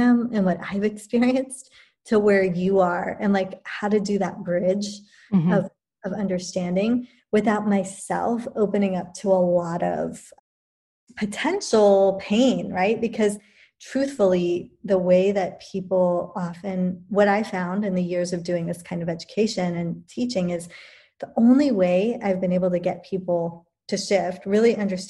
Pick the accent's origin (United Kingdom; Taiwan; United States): United Kingdom; England; born there; I was born in England to an Indian and British parents.